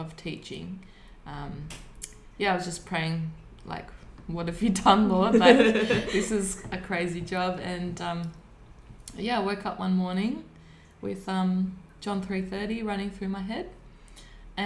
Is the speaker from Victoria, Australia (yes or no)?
yes; Warburton, Victoria, Australia; also born or lived in Melbourne; I was born in Melbourne, and when I was 3 months we moved out past Lilydale into an area near Warburton, Victoria